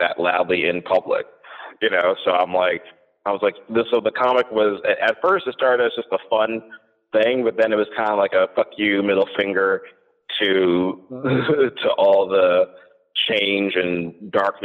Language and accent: English; New Jersey, United States; I'm originally born and raised in New Jersey